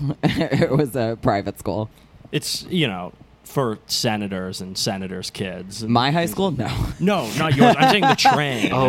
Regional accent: Virginia, United States; moved away as an adult; but yes, I am from Northern Virginia. I left in 2006, and I hated it.

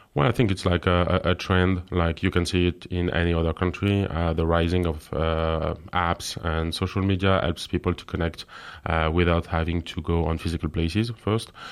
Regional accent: France; English is a second language; moved away as an adult; now in Luxembourg; I'm from France, and I'm living in Luxembourg

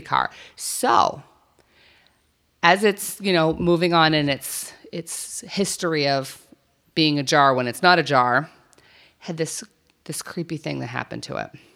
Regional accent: New Mexico, United States; I grew up in New Mexico.

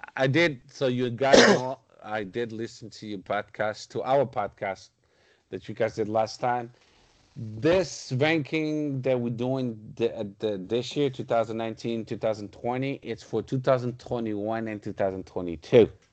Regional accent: Portugal; close to my hometown, Sgeda

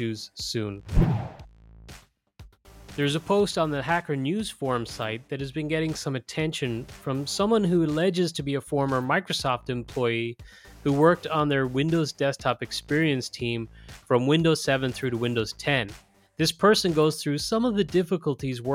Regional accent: Ireland; My home country of Ireland

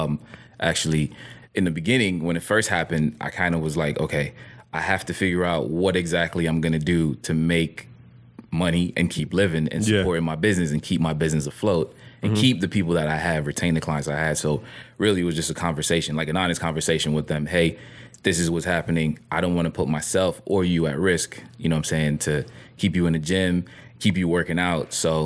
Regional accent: Brooklyn, New York, United States; born there; I was born in Brooklyn, New York. I moved around a lot. My mom is Jamaican. My dad is Dominican.

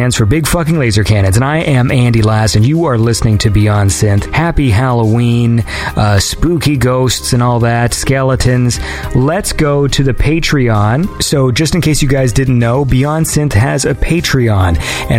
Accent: Canada; I'm Canadian, so I say Z.

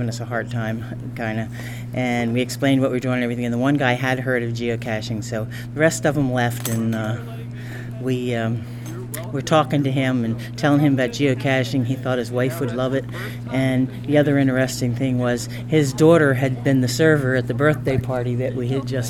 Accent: New Jersey, United States; from New Jersey.

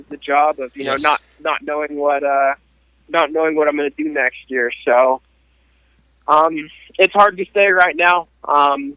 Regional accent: Portland, Oregon, United States; now in Texas, United States; I grew up in Portland, Oregon

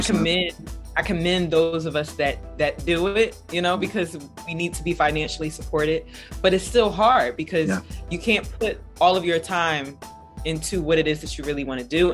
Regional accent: Philadelphia, Pennsylvania, United States; I am from Philly

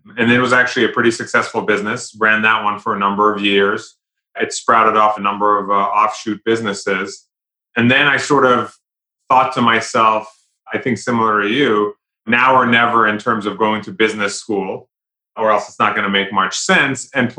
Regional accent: London, United Kingdom; moved away as an adult; now in United States; but I was born and raised in London, in England. But I came to the US many moons ago for college.

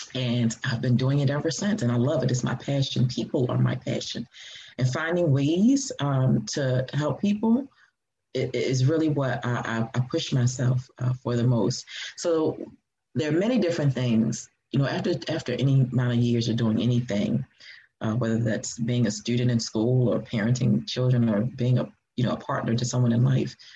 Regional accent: Baltimore, Maryland, United States; also born or lived in Atlanta, Georgia; I was born here in Baltimore, uh, raised here in Baltimore

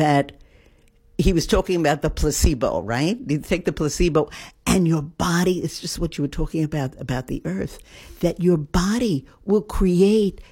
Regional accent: New York, United States; moved away; I came in as a New Yorker

